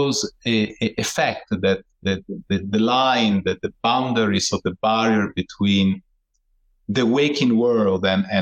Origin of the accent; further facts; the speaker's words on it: Italy; I was born in Italy